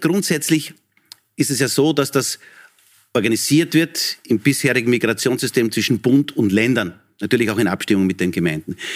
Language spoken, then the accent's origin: German; Texingtal, Lower Austria, Austria; Bürgermeister in meiner Heimatgemeinde mhm. in Niederösterreich, in Texingtal